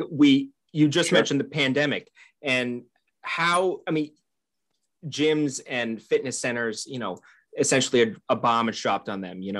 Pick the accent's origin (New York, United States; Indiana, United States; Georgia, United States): New York, United States; Albany; I grew up in the Albany